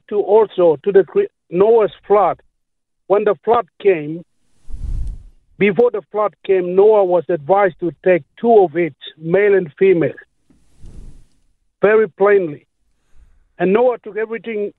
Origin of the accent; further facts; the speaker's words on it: Papua New Guinea; now in Moranbah, Australia; I'm originally from Papua New Guinea